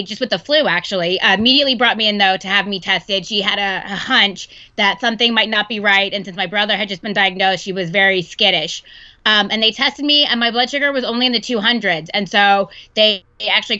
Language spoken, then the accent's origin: English; Texas, United States; now in Seattle, United States; I'm actually from Texas